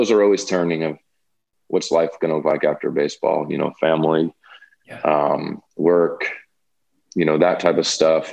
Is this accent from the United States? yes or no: yes; New York, United States; I'm from New York